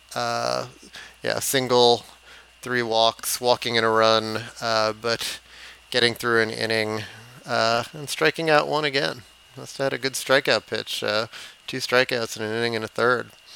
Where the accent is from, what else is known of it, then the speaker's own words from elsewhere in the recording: New York City, New York, United States; I grew up in the Bronx and was a Met fan